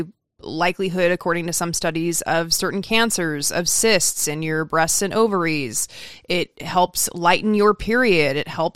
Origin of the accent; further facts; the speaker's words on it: Idaho, United States; now in Southern California, United States; I remember when I moved to Southern California from Idaho and I got lost on the freeway and I like came home crying and I was like, I can't do this.